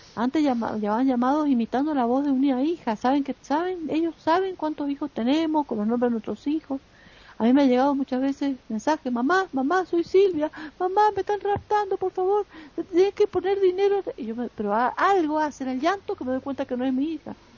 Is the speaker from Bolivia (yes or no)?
no; Argentina